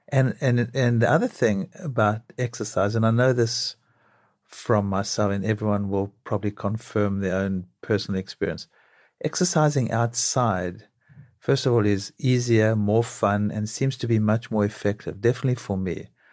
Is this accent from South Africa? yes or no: yes; South Africa; moved away as an adult; now in New York City, United States; growing up in South Africa